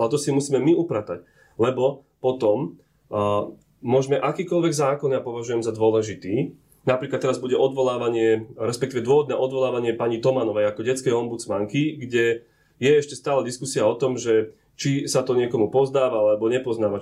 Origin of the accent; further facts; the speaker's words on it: Orava, Žilina Region, Slovakia; som z Oravy, som tam aj bol